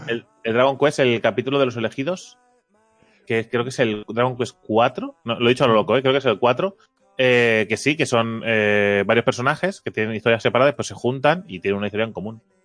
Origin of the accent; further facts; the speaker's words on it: Catalonia, Spain; soy catalán